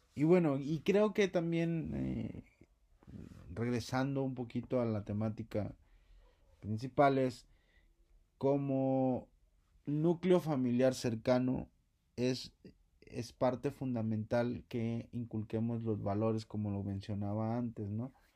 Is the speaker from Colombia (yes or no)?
no; Mexico